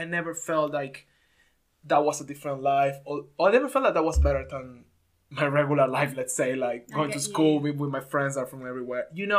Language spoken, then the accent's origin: English; Venezuela; and I'm from Venezuela just because. Yeah. I didn't do anything to do it.